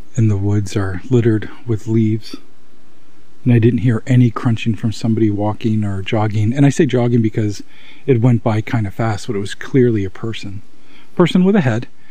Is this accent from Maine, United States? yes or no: yes; Maine, United States; my home state of Maine